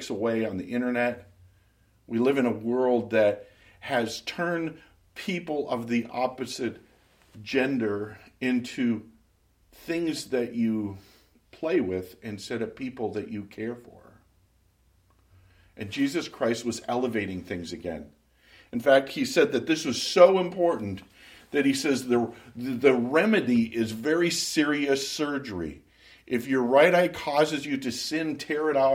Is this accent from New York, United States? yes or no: no; Minot, North Dakota, United States; moved away; my hometown